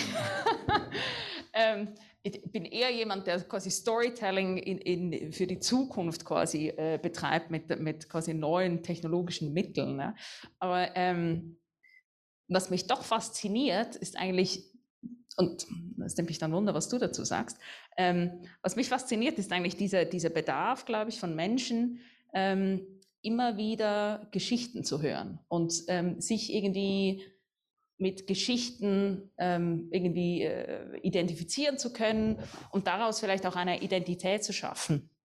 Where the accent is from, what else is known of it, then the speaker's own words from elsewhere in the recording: Baden, Aargau, Switzerland; ich komme ja hier aus Baden, ich bin hier aufgewachsen